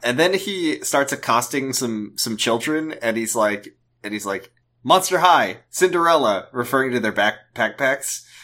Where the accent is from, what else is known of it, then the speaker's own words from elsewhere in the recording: United States; as an American